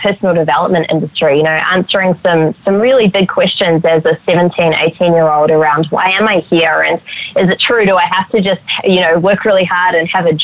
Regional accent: Auckland, New Zealand; moved away; also born or lived in Australia; I grew up in Auckland, New Zealand

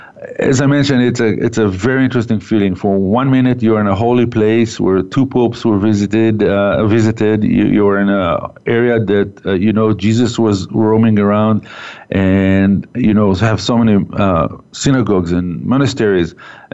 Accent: Haifa, Haifa District, Israel; One of the world heritage sites is in my hometown of Haifa.

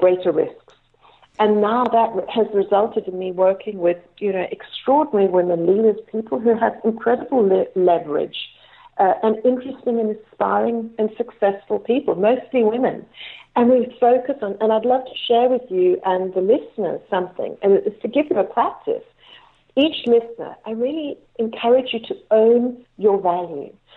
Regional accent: Cape Town, Western Cape, South Africa; I was born in Cape Town, South mm-hmm. Africa

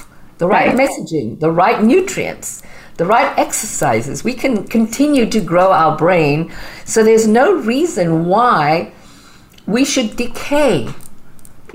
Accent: Zimbabwe; moved away; as you can tell, I have a bit of an accent. So I'm originally from Zimbabwe. So I came here

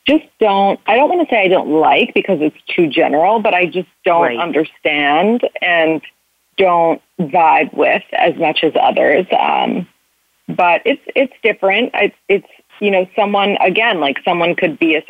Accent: New York City, New York, United States; I am 30 and I'm from New York City

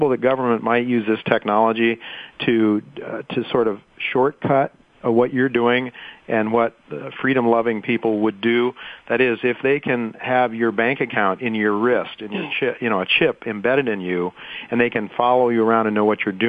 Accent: Ohio, United States; we're both from the Buckeye State

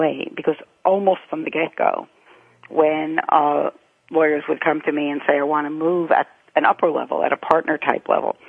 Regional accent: New York City, New York, United States; I grew up in Rego Park

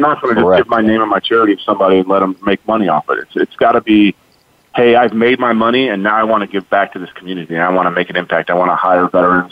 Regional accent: Chicago, Illinois, United States; moved away as an adult; now in Fort Hood, United States; I'm from Chicago

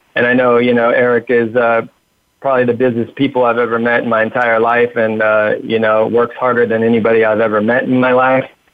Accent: Huntington Beach, California, United States; I was raised in Huntington Beach, uh, California

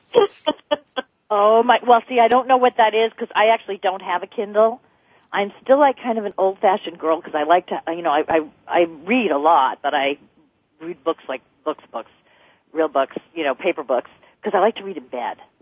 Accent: New Jersey, United States; now in California, United States; I'm from New Jersey

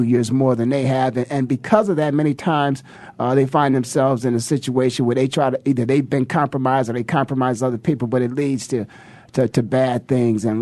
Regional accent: Ohio, United States; moved away as an adult; also born or lived in Philadelphia; people like myself who are from Ohio

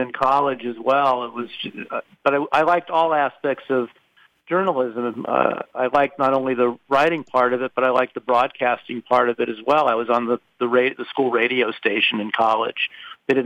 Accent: Los Angeles, California, United States; also born or lived in Carlsbad, California; I grew up in Southern California, specifically in the San Fernando Valley

